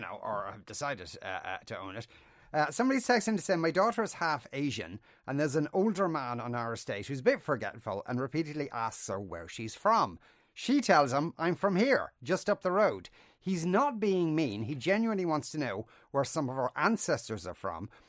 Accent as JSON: {"language": "English", "country": "Ireland", "said": "I'm a white Irish man"}